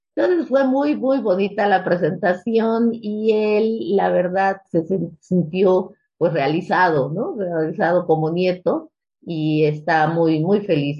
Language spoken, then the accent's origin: Spanish; Mexico; also born or lived in Mexico City; yo pues soy producto del 68, ¿no? En nuestro país